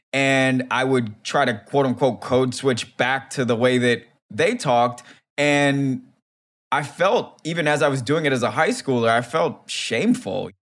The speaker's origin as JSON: {"language": "English", "town": "Silver Spring", "region": "Maryland", "country": "United States", "said": "It's not like I'm from DC. I'm from Silver Spring, like I said"}